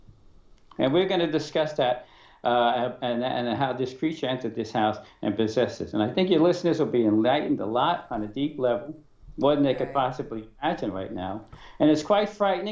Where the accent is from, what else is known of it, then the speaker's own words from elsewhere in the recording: New York City, New York, United States; I was born in Brooklyn, like you said. I went to an all-male parochial school